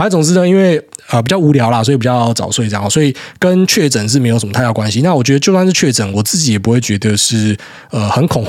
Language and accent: Chinese; Taiwan; moved away; 我从台湾过来，每次最大的一个冲击就是前一两个礼拜一定会很不舒服